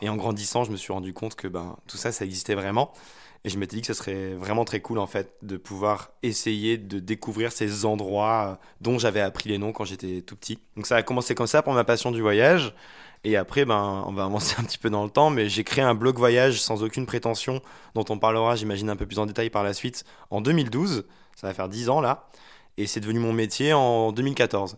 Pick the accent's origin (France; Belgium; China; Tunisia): France; Haute-Loire, Auvergne-Rhône-Alpes; Je viens d'un petit village de Haute-Loire, un lieu-dit de 200 habitants